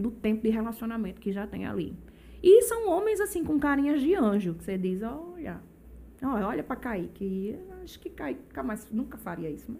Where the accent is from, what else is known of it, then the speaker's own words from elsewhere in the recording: Brazil; moved away as an adult; now in João Pessoa, Brazil; eu morei a vida toda em Bahia. Tem pouco tempo que eu moro em João Pessoa. Eu construí minha vida lá em Bahia